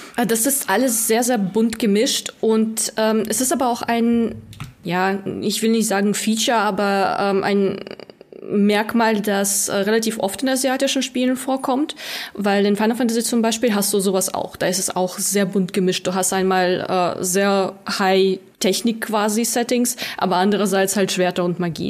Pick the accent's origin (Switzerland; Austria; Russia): Russia; moved away; ich komme ursprünglich aus Russland, ich spreche noch fließend